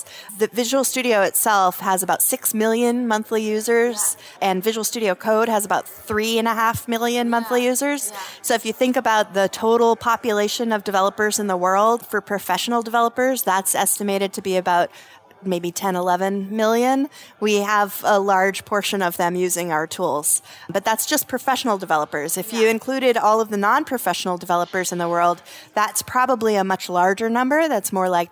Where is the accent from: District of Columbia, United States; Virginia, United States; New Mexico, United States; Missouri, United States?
New Mexico, United States; Los Alamos; also born or lived in Santa Fe, New Mexico; I was raised in Los Alamos, New Mexico. That's where I was born. We moved to Santa Fe later